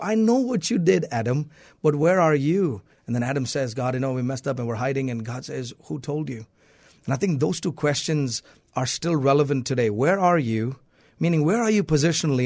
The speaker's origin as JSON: {"language": "English", "region": "South India", "country": "India", "tie": "born or raised there", "moved": "yes", "lives_now": "United States", "said": "I was born and raised in India, in South India."}